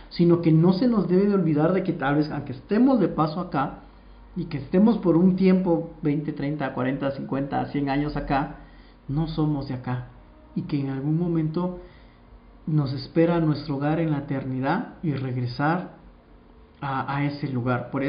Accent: Guatemala; no se me olvida de que yo soy guatemalteca y no se me olvida mi tierra que es Guatemala

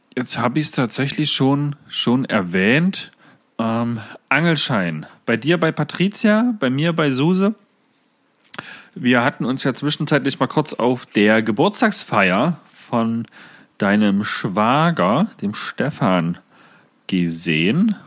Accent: Saxony-Anhalt, Germany

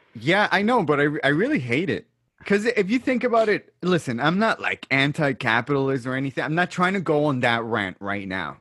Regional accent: Brooklyn, New York, United States; now in Long Island, United States; technically, I'm not from Long Island. I'm from Brooklyn, but I love it out here

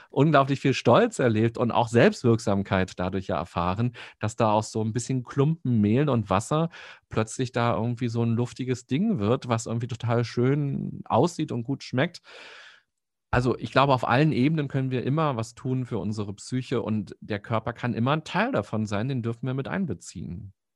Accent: Berlin, Germany; als Berliner

